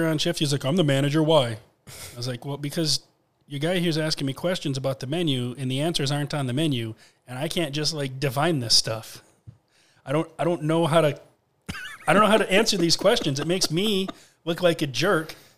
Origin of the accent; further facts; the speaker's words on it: Grand Rapids, Michigan, United States; I'm from Grand Rapids.